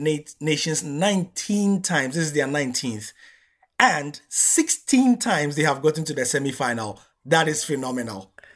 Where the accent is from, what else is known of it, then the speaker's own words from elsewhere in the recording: Ghana; as a Ghanaian